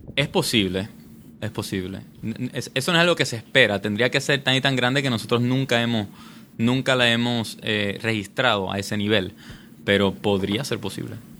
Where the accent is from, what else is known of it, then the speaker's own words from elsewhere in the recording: Puerto Rico; also born or lived in Michigan; nacido y criado aquí en Puerto Rico